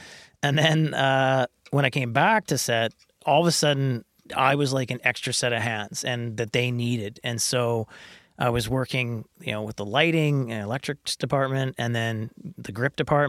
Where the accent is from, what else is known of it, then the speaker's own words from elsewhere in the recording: Kamloops, British Columbia, Canada; I mean, I growing up in Kamloops is...